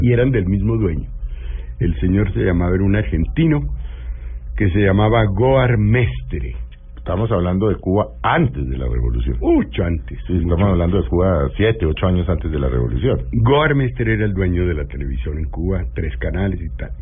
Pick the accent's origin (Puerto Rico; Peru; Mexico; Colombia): Colombia; born or raised there